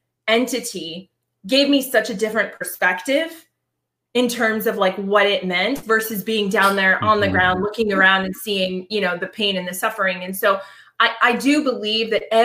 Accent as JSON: {"language": "English", "town": "Boston", "region": "Massachusetts", "country": "United States", "said": "I'm from Boston"}